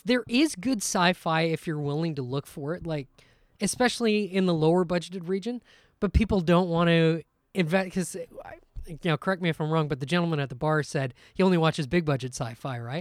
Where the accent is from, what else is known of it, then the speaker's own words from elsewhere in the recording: Guelph, Ontario, Canada; we're from Guelph, Ontario, which is just outside of Toronto